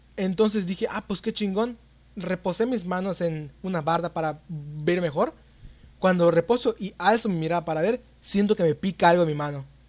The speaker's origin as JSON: {"language": "Spanish", "region": "Yucatán", "country": "Mexico", "said": "soy de Yucatán, un lugar donde hay un chingo, chingos y chingos de zonas arqueológicas"}